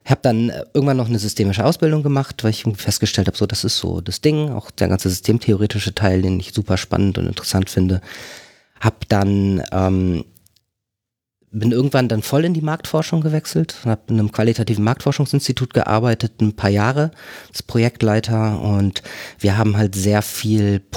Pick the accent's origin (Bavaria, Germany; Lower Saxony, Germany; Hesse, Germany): Lower Saxony, Germany; Delmhorst; also born or lived in Duisburg; Groß geworden bin ich in Delmhorst, das ist so eine Vorstadt von Bremen.